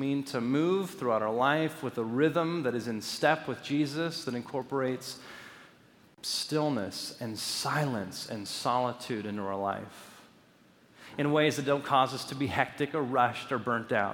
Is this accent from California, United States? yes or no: yes; Los Angeles, California, United States; growing up in Los Angeles